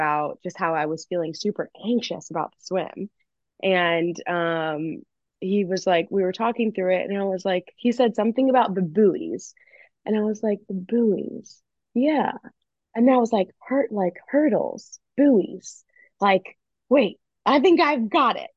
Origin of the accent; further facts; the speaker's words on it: Missouri, United States; growing up in Missouri